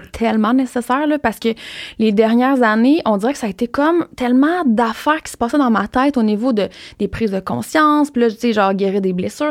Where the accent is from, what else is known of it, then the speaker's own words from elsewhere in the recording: Rimouski, Quebec, Canada; je viens de Rimouski